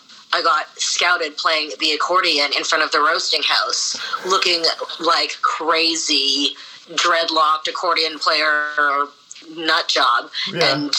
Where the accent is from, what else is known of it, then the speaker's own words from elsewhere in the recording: Winnipeg, Manitoba, Canada; I am born and raised in Winnipeg, first generation Canadian.